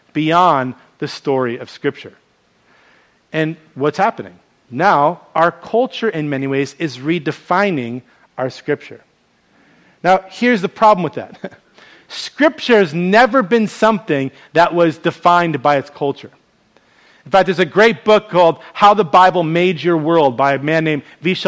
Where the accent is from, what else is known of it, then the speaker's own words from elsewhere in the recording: New York, United States; moved away as an adult; now in Hawaii, United States; a New York native